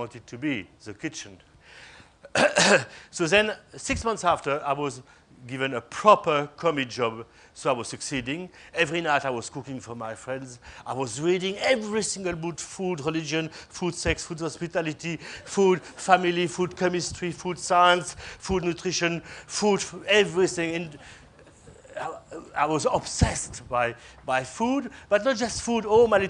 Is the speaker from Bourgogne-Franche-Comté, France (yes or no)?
yes; Besançon, Bourgogne-Franche-Comté, France; the center of my hometown called Besançon